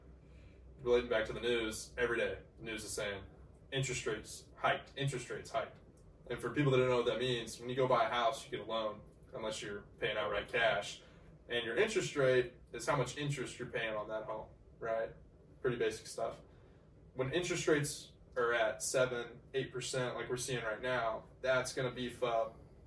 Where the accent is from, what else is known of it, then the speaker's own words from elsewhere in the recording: United States; as an American, as a young American especially